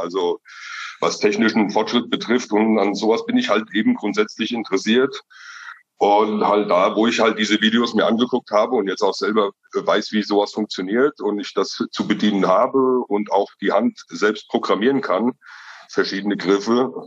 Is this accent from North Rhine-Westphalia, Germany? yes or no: no; Rabenau, Hesse, Germany; bin aus Mittelhessen, aus der schönen Rabenau